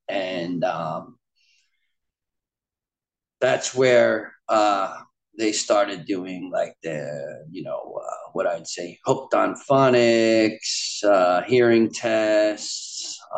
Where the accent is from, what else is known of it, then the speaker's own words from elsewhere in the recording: Largo, Florida, United States; born there; also born or lived in Long Island, New York; But I was born in Largo, Florida in 1987. I ended up moving to Long Island, New York, to where my mother's family was currently living on the eastern end of Long Island.